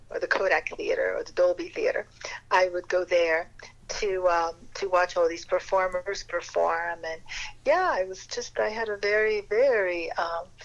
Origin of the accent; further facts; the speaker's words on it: Paris, Île-de-France, France; I grew up in Europe. My father was asked by the William Morris Agency to open up the very first offices of, uh, of the William Morris in Paris, in France.